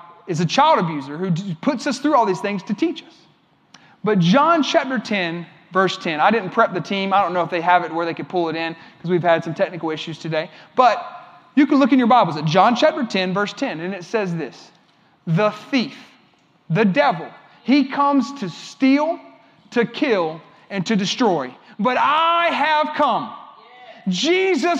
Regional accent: Columbia, South Carolina, United States; I'm from Columbia. This is where I live

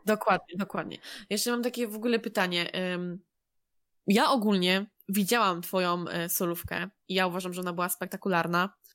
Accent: Poland; jesteśmy z Polski, wszyscy się mniej więcej znamy

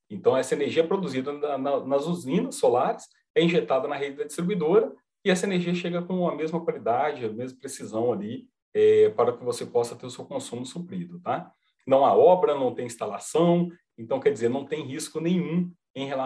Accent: Minas Gerais, Brazil; Sim, sou mineiro, sou mineiro, uai.

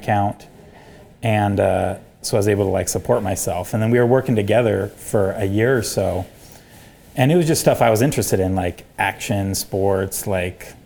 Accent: Idaho, United States; I'm from Redneckville, Idaho. That's not its actual name

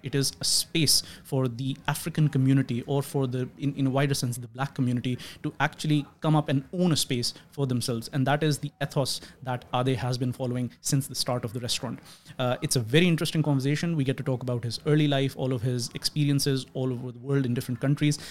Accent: Pakistan; now in Australia; I'm from Pakistan.

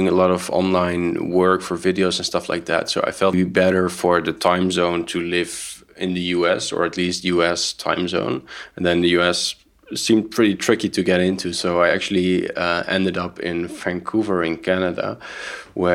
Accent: Netherlands; moved away as an adult; now in Berlin, Germany; I grew up in the Netherlands

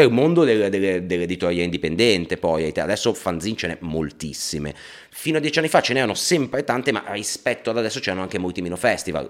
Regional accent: Liguria, Italy; io da Ligure

